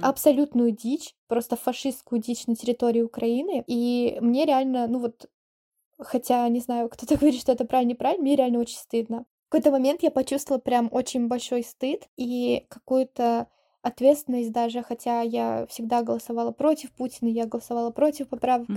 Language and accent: Russian; Russia; now in South Korea; я русская, я не украинка